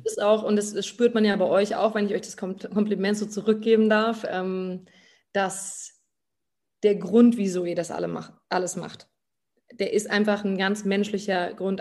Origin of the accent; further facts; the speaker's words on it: Germany; moved away as an adult; in meinem Heimatort